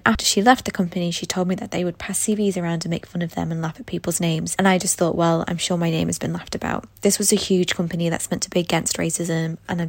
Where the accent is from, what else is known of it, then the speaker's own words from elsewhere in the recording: Thailand; But I'm from Thailand and I don't care.